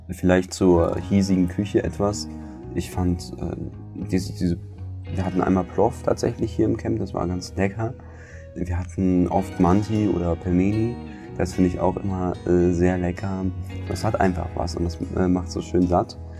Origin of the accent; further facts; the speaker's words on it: Berlin, Germany; moved away as an adult; now in Kazakhstan; Ich bin als Berliner auch an eine multikulturelle Vielfalt gewöhnt